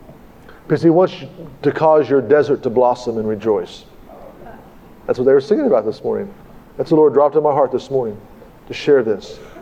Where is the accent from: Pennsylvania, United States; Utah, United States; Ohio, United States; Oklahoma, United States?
Oklahoma, United States; Tulsa; I came from Tulsa, and I got the cart ahead of the horse.